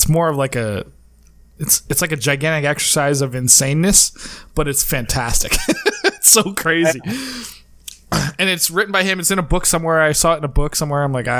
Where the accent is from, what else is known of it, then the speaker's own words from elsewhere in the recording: East Coast, United States; moved away; I was from the East Coast